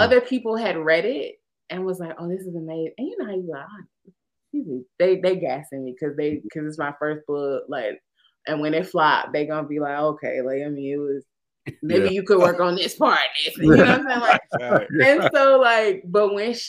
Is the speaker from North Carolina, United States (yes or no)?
yes; Winston-Salem, North Carolina, United States; Wake Forest is in my hometown